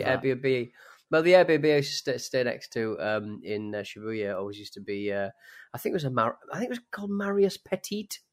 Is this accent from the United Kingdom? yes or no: yes; United Kingdom; British people